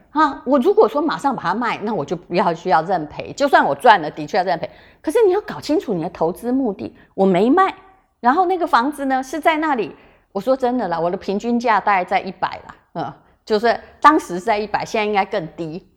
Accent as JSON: {"language": "Chinese", "region": "Yilan County", "country": "Taiwan", "tie": "born or raised there", "said": "我现在讲的是我的故乡"}